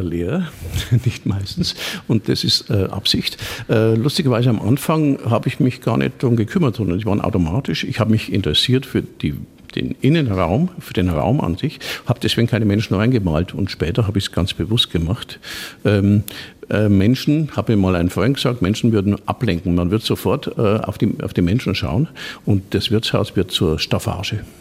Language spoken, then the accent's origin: German; Sulzbach-Rosenberg, Bavaria, Germany; also born or lived in Nuremberg; ich komme aus Sulzbach-Rosenberg